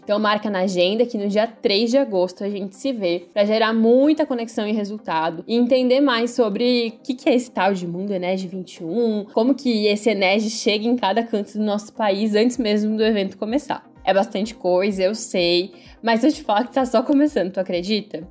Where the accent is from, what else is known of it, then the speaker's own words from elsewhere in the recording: Timbó, Santa Catarina, Brazil; sou catarinense, venho de uma cidade pequenininha aqui no Vale Itajaí chamada Timbó